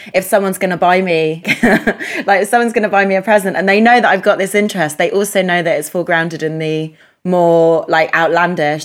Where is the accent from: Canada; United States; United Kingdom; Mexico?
United Kingdom; first language English; i'm english polish but the problem is is well i'm british polish but the problem is that my first language is english